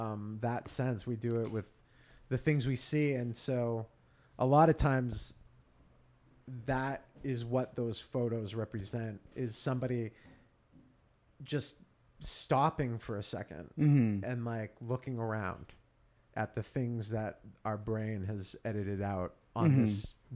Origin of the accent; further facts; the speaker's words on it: Auburn, New Hampshire, United States; I grew up in Auburn, which is a suburb of Manchester.